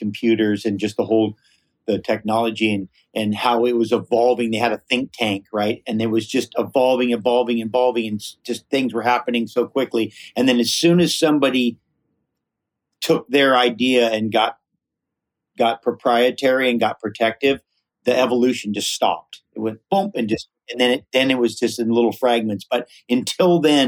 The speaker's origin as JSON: {"language": "English", "region": "Hawaii", "country": "United States", "tie": "born or raised there", "said": "growing up in Hawaii with kind of more of a Polynesian philosophy"}